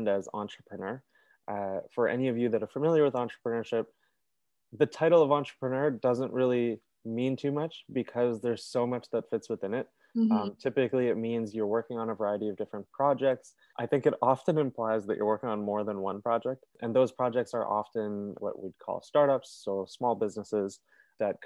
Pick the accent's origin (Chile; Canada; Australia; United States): Canada; Toronto, Ontario; I'm from Toronto. I've lived here my whole life with my parents in Etobicoke